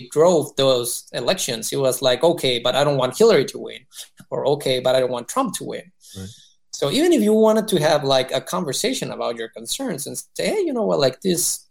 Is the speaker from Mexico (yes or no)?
yes; Mexico; moved away as an adult; now in United States; I was born and raised in Mexico for the most part